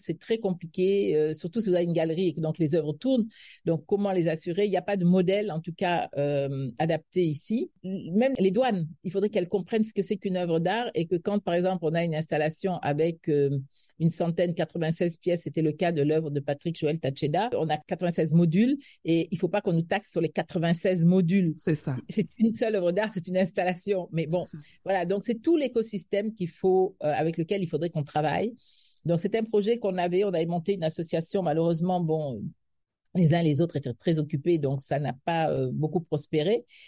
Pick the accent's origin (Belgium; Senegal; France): Senegal; moved away as an adult; now in Cameroon; je suis sénégalaise, je me sens profondément sénégalaise, même si j'ai des origines françaises